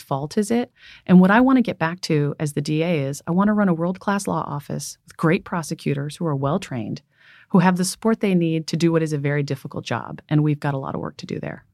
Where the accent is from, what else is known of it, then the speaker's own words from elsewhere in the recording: San Francisco, California, United States; So I'm from San Francisco. Um, I was born here.